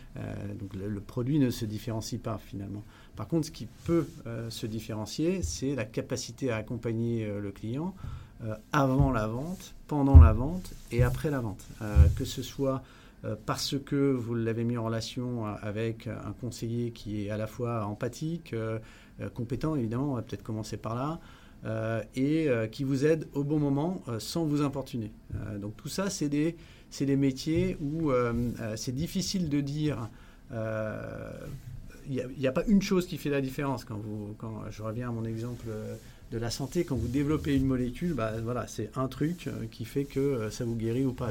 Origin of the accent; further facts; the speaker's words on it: France; moved away as an adult; also born or lived in Netherlands / Rotterdam, Netherlands; je suis hollandais à l'origine, même si j'ai passé une dizaine d'années dans mon enfance en France